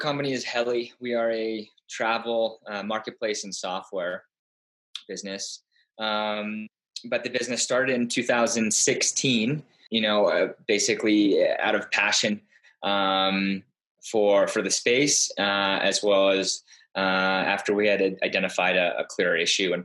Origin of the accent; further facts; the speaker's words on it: Darien, Connecticut, United States; also born or lived in Tarrytown, New York; spent most of my life in Connecticut, in Darien, graduated from Darien High School in 2003.